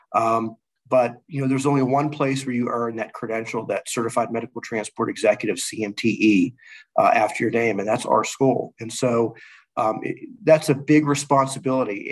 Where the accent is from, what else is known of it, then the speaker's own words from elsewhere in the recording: Pittsburgh, Pennsylvania, United States; moved away as an adult; now in Dallas, United States; I'm from Pittsburgh